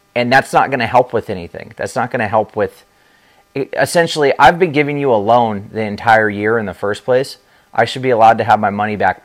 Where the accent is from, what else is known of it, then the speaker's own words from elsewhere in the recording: Southern California, United States; now in Florida, United States; I'm from Southern California, and San Diego